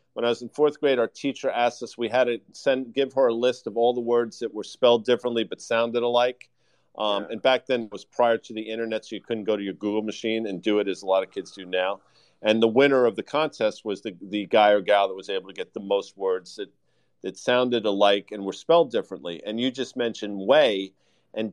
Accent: Croton-on-Hudson, New York, United States; Fran and I grew up together in Croton on the Hudson

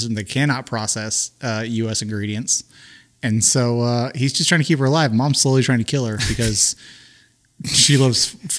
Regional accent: United States; I'm from America.

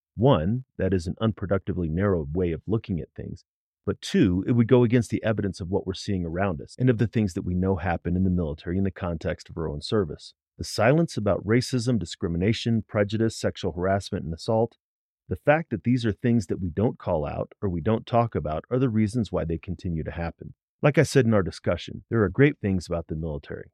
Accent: St. Louis, Missouri, United States; I grew up in Saint Louis

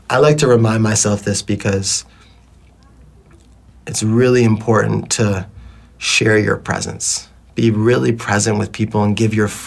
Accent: Detroit, Michigan, United States; now in Bali, Indonesia; You know, I grew up in Detroit

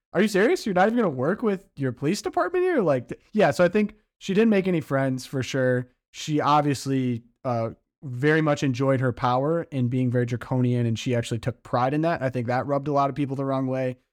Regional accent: Midwest, United States; I'm from the Midwest

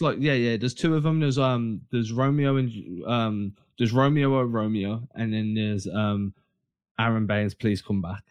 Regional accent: England, United Kingdom; we're English

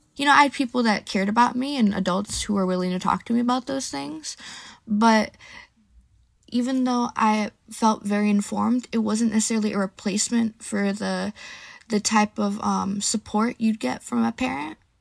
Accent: San Francisco, California, United States; I'm from San Francisco, California

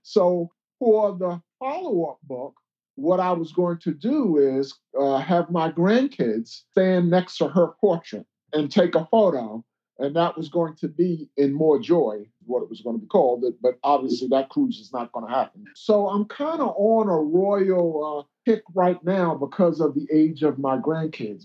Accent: New York City, New York, United States; I grew up in Brooklyn, nowhere near any water

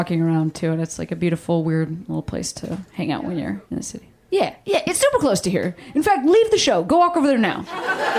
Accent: Chicago, Illinois, United States; I'm from Chicago

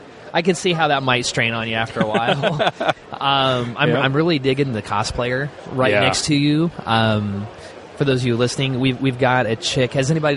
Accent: Indianapolis, Indiana, United States; I'm from here in Indianapolis.

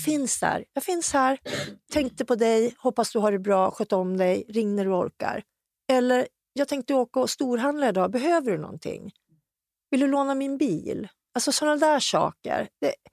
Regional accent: Hudiksvall, Gävleborg County, Sweden; hemma i Hudik

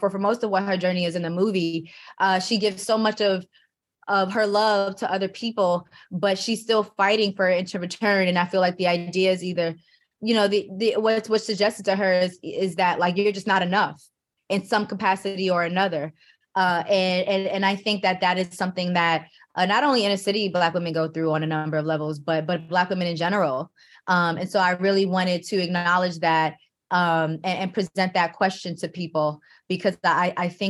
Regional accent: New York, United States; I grew up in New York

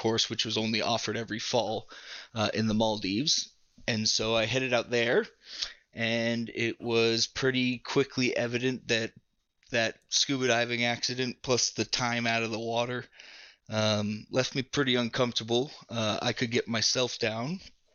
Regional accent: Woodinville, Washington, United States; also born or lived in Australia; now in Yakima, United States; I grew up just outside of Seattle in a town called Woodinville, Washington

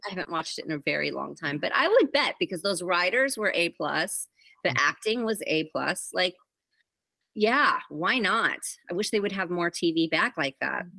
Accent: Huntington Beach, California, United States; also born or lived in Glendale, California / Los Angeles, California; they built a home in Huntington Beach, California, which is about 45 minutes south of LA. And um, I grew up between there and Los Angeles

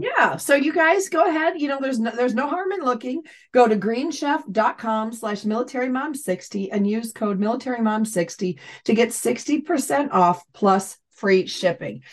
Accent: near Syracuse, New York, United States; Syracuse University, which is not far from my hometown

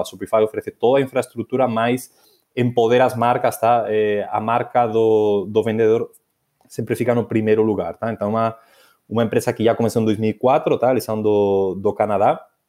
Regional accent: Asturias, Spain; moved away; na minha terra, na, nas Astúrias

